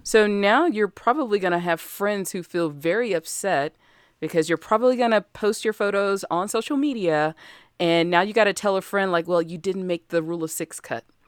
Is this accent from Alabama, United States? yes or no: yes; Alabama, United States; I'm from Alabama, and we just sat on the porch and shot cans